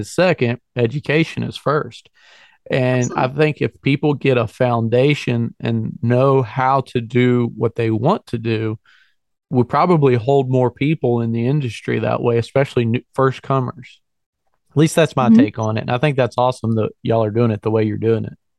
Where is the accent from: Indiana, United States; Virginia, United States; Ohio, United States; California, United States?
Virginia, United States; moved away; also born or lived in northern Pennsylvania; I'm, I'm born and raised in Virginia and I, I work in northern Pennsylvania